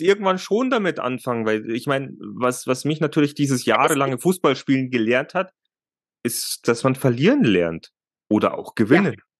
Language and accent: German; Germany; bei uns in Deutschland